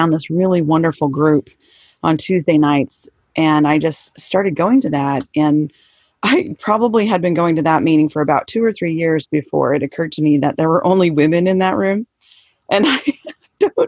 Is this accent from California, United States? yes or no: yes; Southern California, United States; Okay, so I'm in San Diego now. I grew up in Southern California.